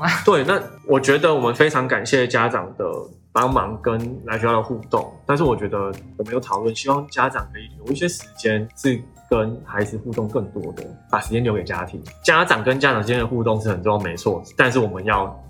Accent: Tainan, Taiwan; moved away; 因为我本身是台南人，然后我很喜欢台南这个地方。最终，终极人生规划呢，就是回台南办华德福学校

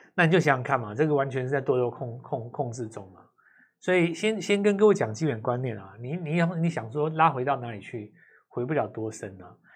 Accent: Taiwan; 那就表示说你没有抓到我们台湾人的精髓嘛

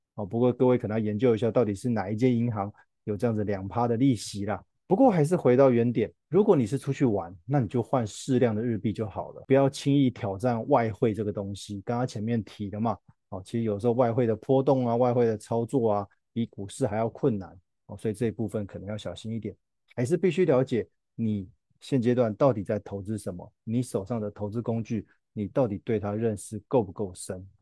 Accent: Taiwan; 我们台湾的民众那么喜欢去日本玩

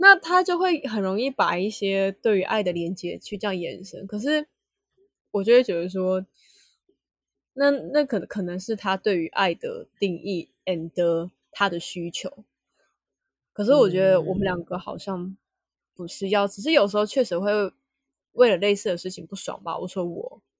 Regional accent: Taiwan; 用英文是可以讲出来，可是我们台湾人就会说，你怎么不去吃屎啊？

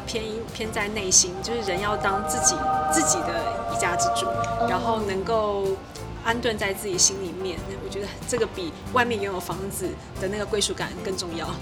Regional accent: Taipei, Taiwan; also born or lived in Hsinchu Science Park, Hsinchu; 我小时候住在台北的民生社区嗯，然后国小四年级搬到新竹科学园区

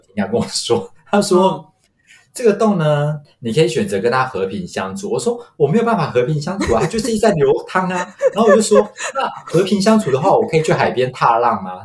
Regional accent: Taiwan; 我是土生土长没离开过亚洲超 local的

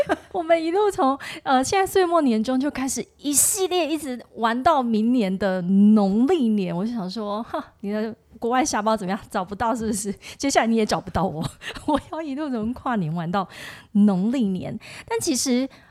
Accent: Tainan, Taiwan; 我是台南人嘛

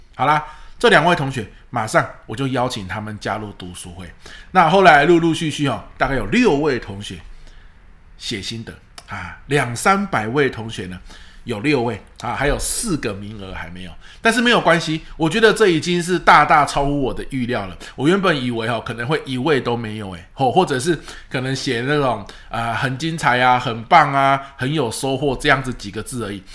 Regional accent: Pingtung County, Taiwan; moved away; 因为屏东是我的故乡嘛

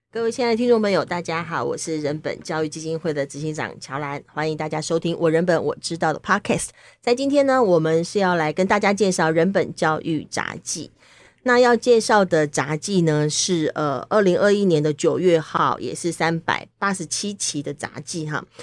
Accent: Taiwan; 我们是台湾人

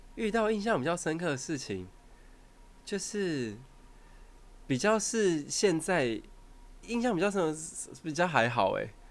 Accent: Taoyuan, Taiwan; 因为我桃园人

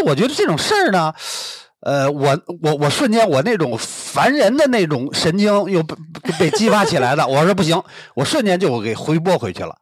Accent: Beijing, China; 我是北京海淀出生 嗯。应该也算是个北京人吧。嗯。呃，但是呢，祖籍，啊，是大连，有的时候我也可以说我是东北人哦。啊，但是是土生土长在北京长大的

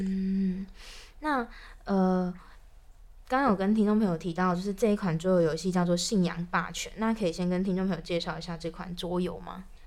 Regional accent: Taichung, Taiwan; moved away as an adult; now in Taipei, Taiwan; 我不是台北人，然后嗯。我是从台中，我是台中人，然后来台北工作之后

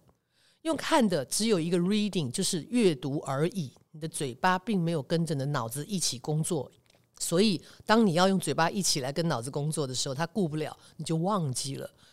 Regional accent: Taiwan; 在台湾，起码我们都学过波波摩佛的音标

